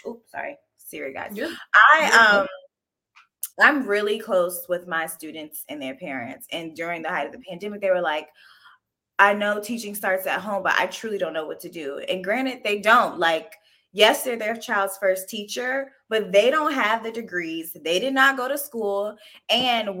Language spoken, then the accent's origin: English; Pawleys Island, South Carolina, United States; moved away as an adult; now in Washington, DC, United States; I'm originally from Pawleys Island, South Carolina